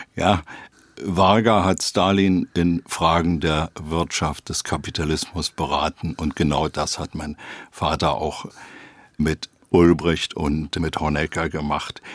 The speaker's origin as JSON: {"language": "German", "region": "Berlin", "country": "Germany", "tie": "born or raised there", "said": "Zunächst mal Berlin West bis 1950. Dann gab es einen sozusagen halb illegalen Umzug von West nach Ost-Berlin. Und dann bin ich in Weißensee, also in Ost Berlin, groß geworden"}